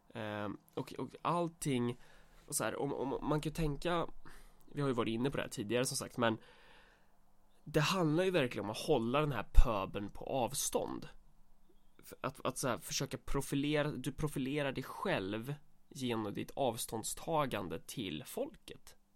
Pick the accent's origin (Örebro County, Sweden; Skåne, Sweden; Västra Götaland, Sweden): Örebro County, Sweden; Närke; Vi är för fan närkingar